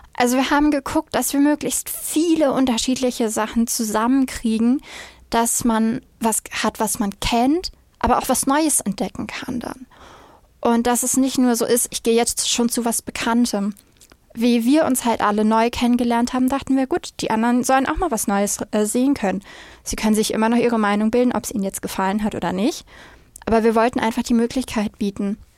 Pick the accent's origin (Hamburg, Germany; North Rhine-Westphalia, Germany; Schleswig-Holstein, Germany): Schleswig-Holstein, Germany; Flensburg; komme aus dem wunderschönen, kleinen, aber etwas verschlafenen Flensburg direkt an der dänischen Grenze